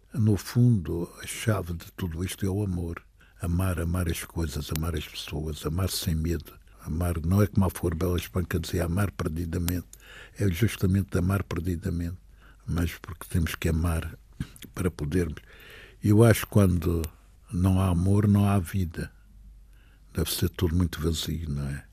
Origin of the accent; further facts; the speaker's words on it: Madeira, Portugal; Quero morrer na minha terra, quero, é, quero voltar aqui